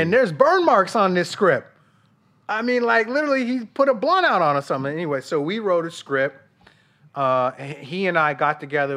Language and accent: English; Denver, Colorado, United States; moved away as an adult; I was from Denver